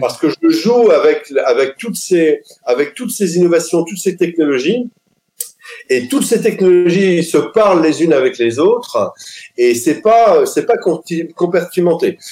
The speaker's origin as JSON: {"language": "French", "town": "Lille", "region": "Hauts-de-France", "country": "France", "tie": "born or raised there", "also_born_or_lived": "French Alps", "said": "je suis lillois à la base. Je suis né à Lille"}